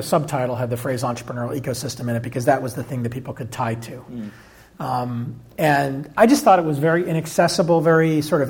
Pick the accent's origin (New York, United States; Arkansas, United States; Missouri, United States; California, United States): Arkansas, United States; born there; Nope. I was born in Arkansas.